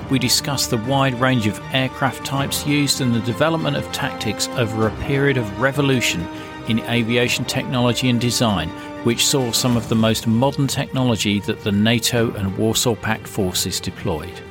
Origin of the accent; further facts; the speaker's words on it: New Zealand; I'm from New Zealand. I was in the British Army in Germany when the Berlin Wall came down